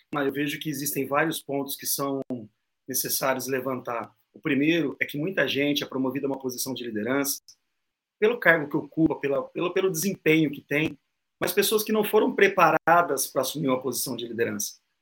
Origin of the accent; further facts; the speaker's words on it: Londrina, Paraná, Brazil; eu sou de Londrina, Paraná